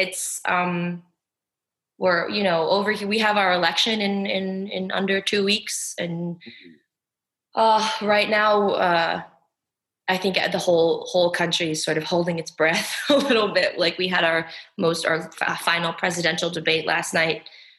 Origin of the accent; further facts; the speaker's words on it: United States; as an American who's lived here my whole life